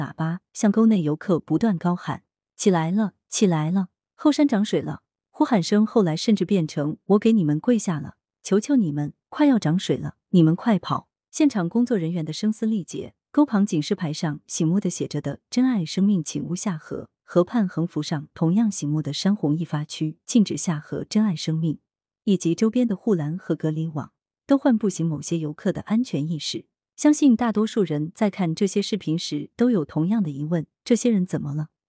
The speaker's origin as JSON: {"language": "Chinese", "region": "Sichuan", "country": "China", "said": "我们四川人就是在洪水中也能血战到底"}